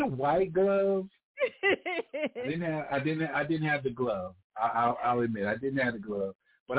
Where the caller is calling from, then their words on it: Atlanta, Georgia, United States; I'm calling from Atlanta, Georgia.